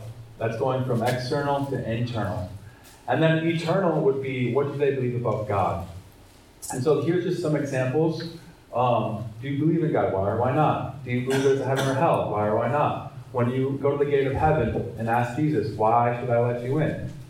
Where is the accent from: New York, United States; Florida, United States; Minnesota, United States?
Minnesota, United States; I'm also from Minnesota.